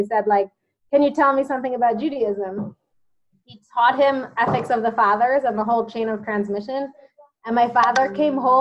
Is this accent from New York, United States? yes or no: no; New Jersey, United States; moved away as an adult; also born or lived in Tucson, Arizona; now in Israel; I grew up mostly in New Jersey